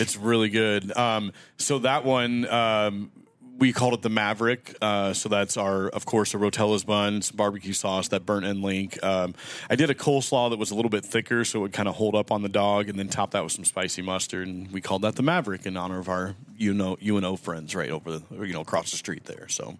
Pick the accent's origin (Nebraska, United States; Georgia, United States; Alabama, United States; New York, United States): Nebraska, United States; Omaha; I grew up in North Omaha